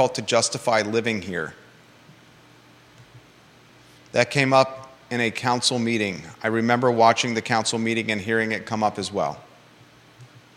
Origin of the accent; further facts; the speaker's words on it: Williamsburg, Virginia, United States; also born or lived in Naples, Florida / Charlottesville, Virginia; my very sheltered first 18 or 19 years of my life growing up in Williamsburg, Virginia, born in Naples, Florida